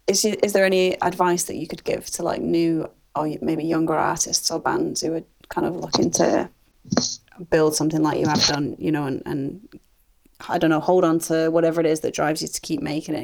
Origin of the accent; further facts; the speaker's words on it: Manchester, North West England, United Kingdom; also born or lived in Bristol; now in Cardiff, United Kingdom; I'm actually from Manchester